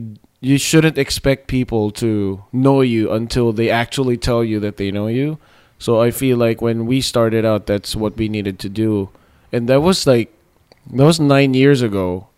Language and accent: English; Philippines; And of course, as a Filipino, I looked up the white people who are in the industry